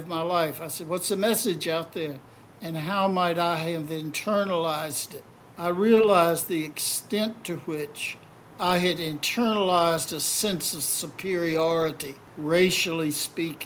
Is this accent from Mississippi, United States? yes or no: yes; Mississippi, United States; I was growing up in Mississippi in a total white supremacist environment